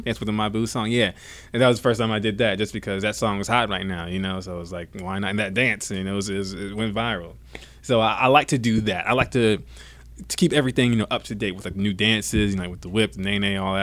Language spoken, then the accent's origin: English; Savannah, Georgia, United States; also born or lived in Bradenton, Florida / Atlanta, Georgia; Born in Bradenton, Florida, raised in Savannah, Georgia. Then I moved to right outside of Atlanta